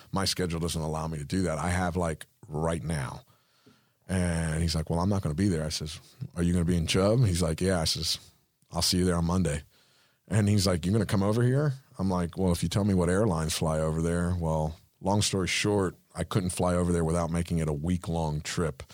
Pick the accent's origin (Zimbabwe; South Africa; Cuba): Cuba; first language Spanish; English is a second language; now in Florida, United States; I'm Cuban, so English is my second language